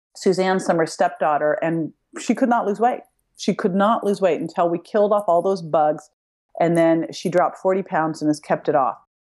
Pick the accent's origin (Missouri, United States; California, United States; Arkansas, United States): California, United States; Berkeley; I grew up in Berkeley